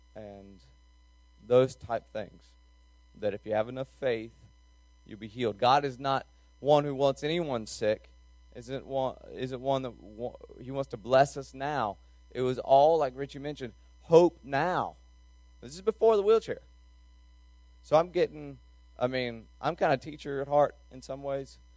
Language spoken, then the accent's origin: English; North Carolina, United States; I'm from North Carolina